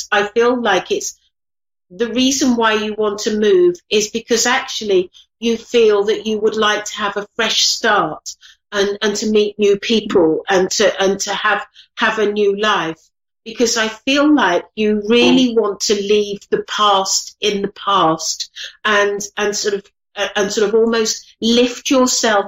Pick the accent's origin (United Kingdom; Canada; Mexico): United Kingdom; England; I'm English